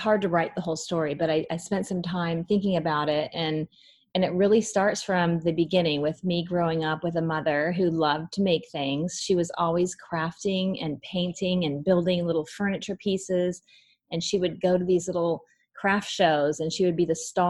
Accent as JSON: {"language": "English", "town": "Kansas City", "country": "United States", "moved": "as an adult", "lives_now": "Jacksonville, United States", "said": "I'm from Kansas City, where Hallmark's based."}